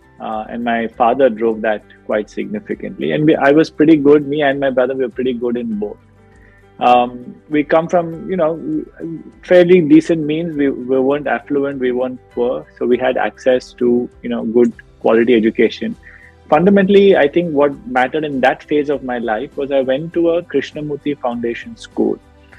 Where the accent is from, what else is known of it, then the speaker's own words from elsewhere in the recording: Chennai, Tamil Nadu, India; I grew up in a South Indian family. I grew up in Chennai.